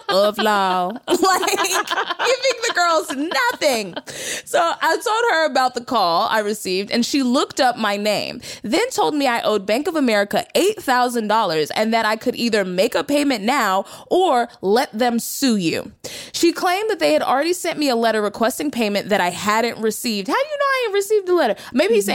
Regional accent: Texas, United States; I'm from Texas

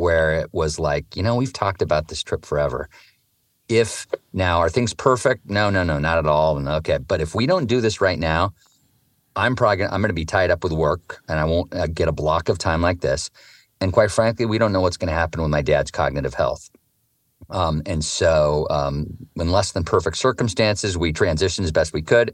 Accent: Eugene, Oregon, United States; I grew up in Eugene, Oregon, a very progressive outdoor place

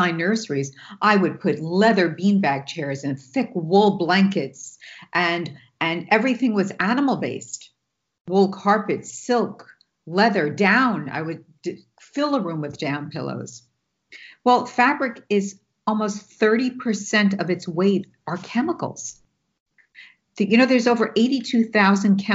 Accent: New York, United States; I'm from New York and I can talk a mile a minute and I interrupt

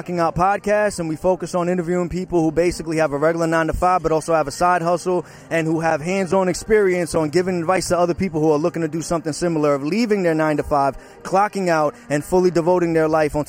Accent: Huntington Station, New York, United States; Long Island, New York as well. Huntington Station.

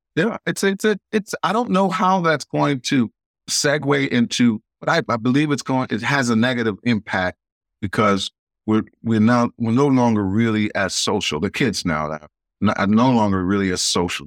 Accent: New York City, New York, United States; moved away; I was born in Queens, New York

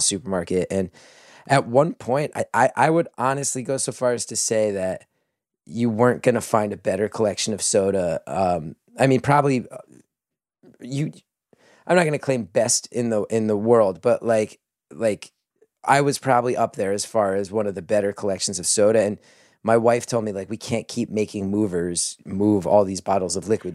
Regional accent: New Jersey, United States; growing up in New Jersey

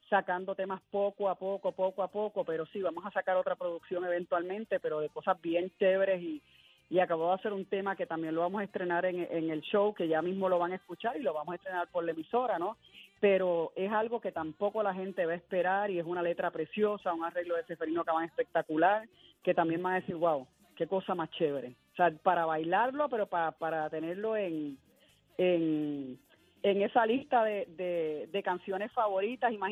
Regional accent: Puerto Rico; yo soy boricua para que tú lo sepas

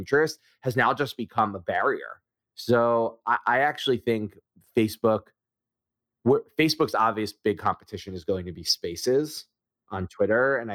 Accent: Philadelphia, Pennsylvania, United States; I'm from Philly

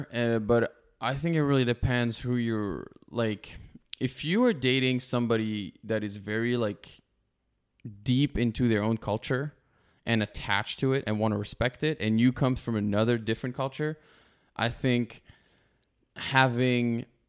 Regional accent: France; moved away as an adult; also born or lived in Canada; now in Los Angeles, United States; I grew up in France since I was 18

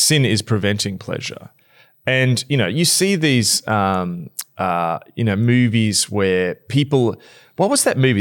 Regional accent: Australia; us Australians

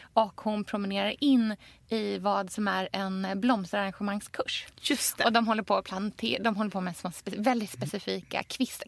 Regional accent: Australia; now in Sweden; jag är uppvuxen i Australien

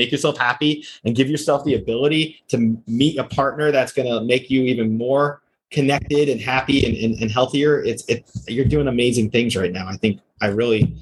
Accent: outside New York City, New Jersey, United States; I grew up outside New York City. I remember in Jersey

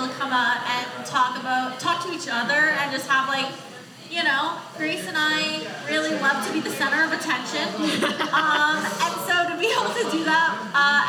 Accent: Lunenburg, Nova Scotia, Canada; I grew up in Lunenburg.

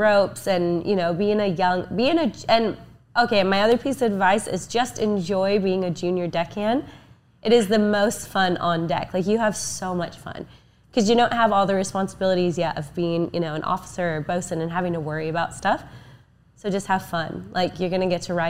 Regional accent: Oregon, United States; also born or lived in Fort Lauderdale; I'm from Oregon

